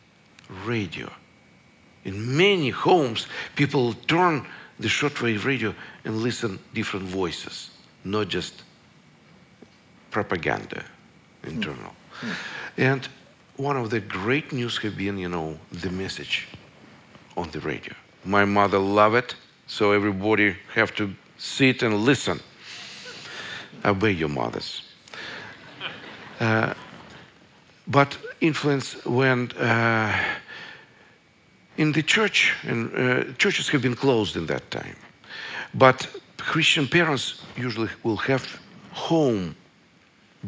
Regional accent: Russia; I was born in Russia in the last century.

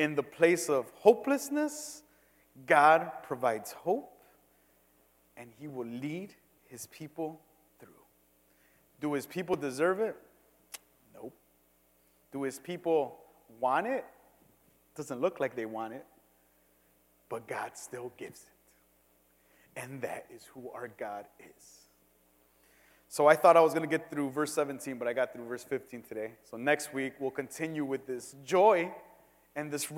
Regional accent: Cicero, Illinois, United States; I'm from Cicero

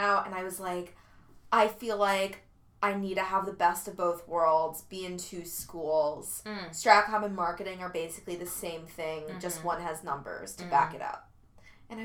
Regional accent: New Jersey, United States; I'm from New Jersey.

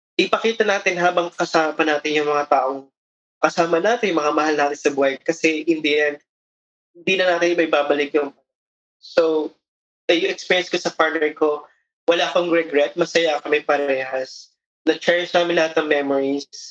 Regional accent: Philippines; kagaya natin mga Pilipino

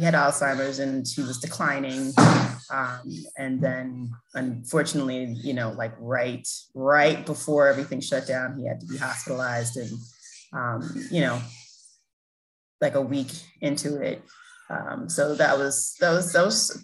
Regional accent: New York City, New York, United States; I grew up in South Jamaica, Queens

